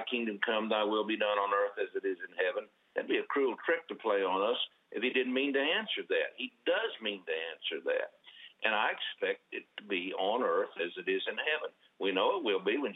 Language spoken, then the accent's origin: English; Oklahoma, United States; I was born and raised here in Oklahoma